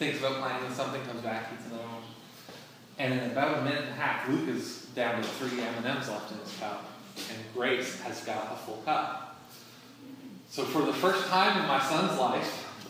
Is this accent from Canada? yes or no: yes; Canada; moved away; I'm from Canada